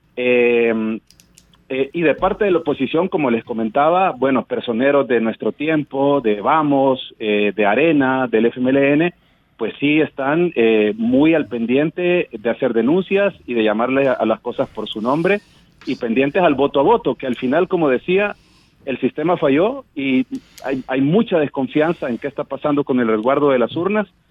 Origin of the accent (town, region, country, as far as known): El Salvador